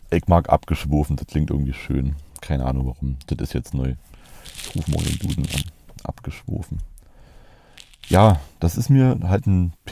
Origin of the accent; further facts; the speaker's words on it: East Germany, Germany; also ich bin im Osten aufgewachsen, genau wie der, mein Kumpel